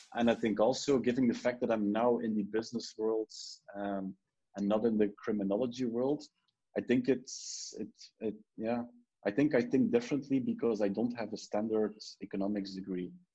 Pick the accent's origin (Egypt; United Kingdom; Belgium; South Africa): Belgium; Ghent, Flanders; also born or lived in Brussels; I was from Ghent